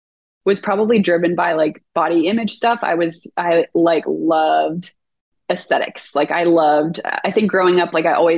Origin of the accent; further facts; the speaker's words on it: California, United States; also born or lived in Oregon; I grew up in California, lived in Oregon for the past 11 years, and then moved back down here recently.